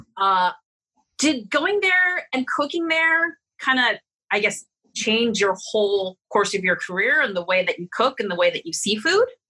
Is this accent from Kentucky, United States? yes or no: no; San Francisco, California, United States; now in Las Vegas, United States; I'm from San Francisco